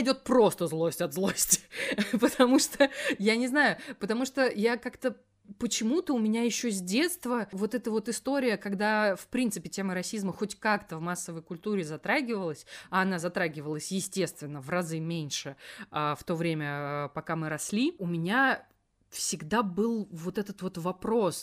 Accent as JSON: {"language": "Russian", "town": "Elektrostal", "region": "Moscow Oblast", "country": "Russia", "tie": "born or raised there", "said": "в моем родном городе электросталь не было"}